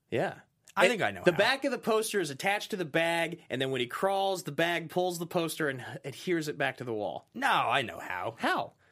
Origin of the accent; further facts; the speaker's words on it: Ireland; Must be because I'm Irish.